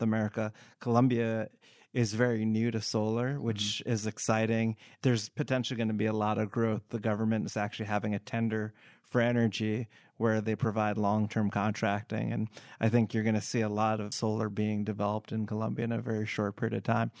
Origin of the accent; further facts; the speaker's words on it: United States; I am of Indian descent, but I was born in the US